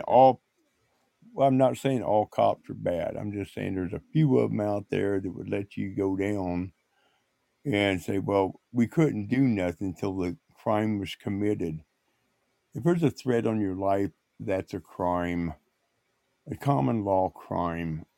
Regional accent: Indiana, United States; my hometown where I grew up at, where I seen oil wells always pumping.

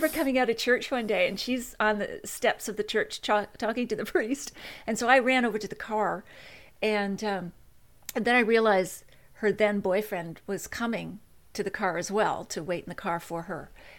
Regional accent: Nova Scotia, Canada; also born or lived in Toronto; And officially, I was born in Toronto. And then we soon moved back to Nova Scotia, where all my relatives are from. And that would be a lot of small towns in Cape Breton

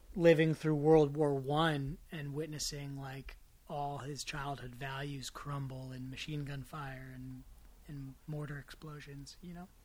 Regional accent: Marin, California, United States; growing up in Marin with the you know left wing rhetoric

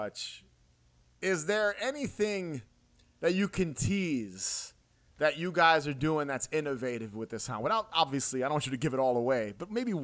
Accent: New York City, New York, United States; being a New Yorker, being from Queens, you know, Long Island's right here

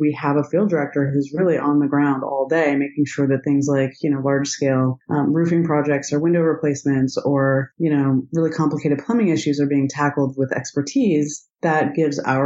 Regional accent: Idaho, United States; And I grew up in Idaho

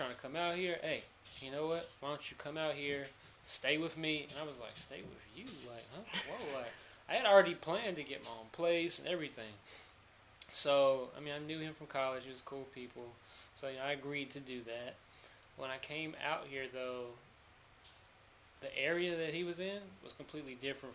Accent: Charlotte, North Carolina, United States; accent: twang; moved away as an adult; also born or lived in Greensboro, North Carolina; now in Los Angeles, United States; I'm from Charlotte, North Carolina.

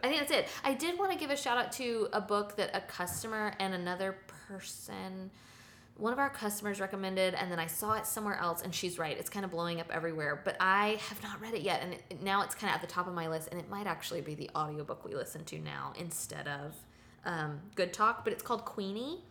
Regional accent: the South, United States; As a Southerner, uh, lifelong Southerner living here

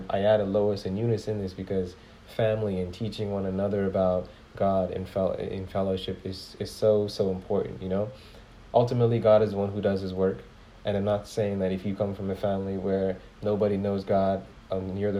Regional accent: Ghana; I come from Ghana. When I say I come from Ghana, like, I was born in Ghana

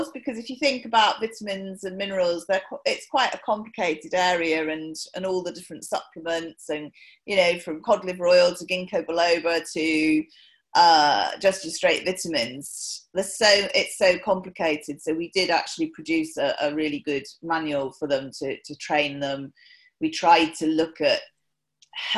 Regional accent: Newbury, South East England, United Kingdom; I was born in Newbury in Berkshire, and grew up.

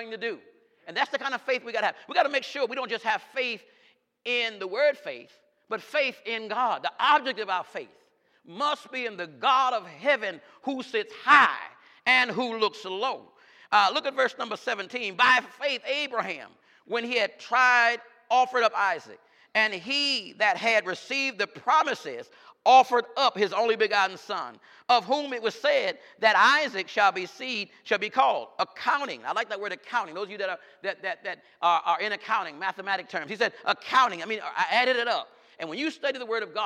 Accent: New York, United States; I'm from New York.

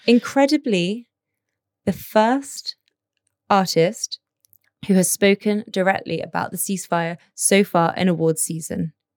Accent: United Kingdom; now in Abu Dhabi, United Arab Emirates; we're British

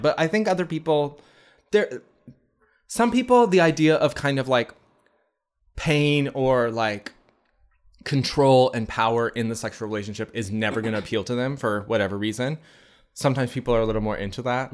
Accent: United States; we're American

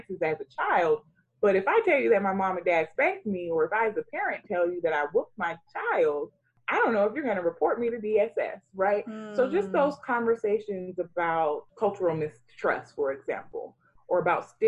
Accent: United States; also born or lived in Sierra Leone; what it meant to be an African child growing up in America

